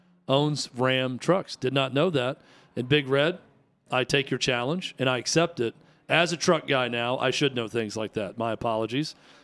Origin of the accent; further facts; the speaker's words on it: United States; I am American through and through, and Fiat does not sound American to me.